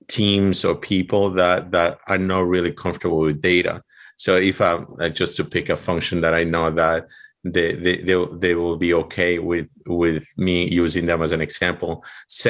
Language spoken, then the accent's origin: English; Ecuador; English is a second language; moved away as an adult; now in United States; I'm from Ecuador